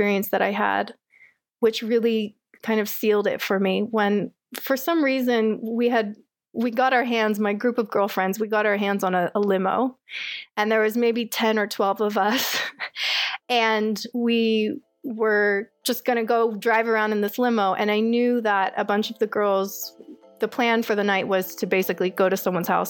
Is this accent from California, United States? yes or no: yes; Orange County, California, United States; moved away as an adult; I was raised in Orange County, had a pretty standard Orange County lifestyle, I'd say, growing up